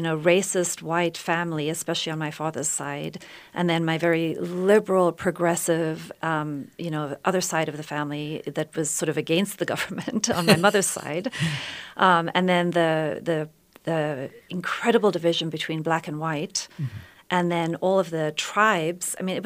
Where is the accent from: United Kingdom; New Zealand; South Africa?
South Africa; so yes, I was born in South Africa many, many years ago. I'm a white South African.